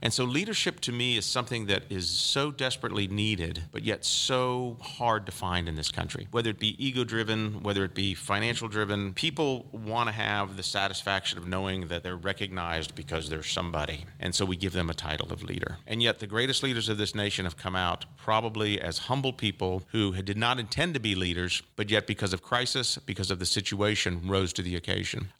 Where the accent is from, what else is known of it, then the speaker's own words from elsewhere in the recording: Polk County, Florida, United States; I'm one of those that was born and raised in Polk County and grew up here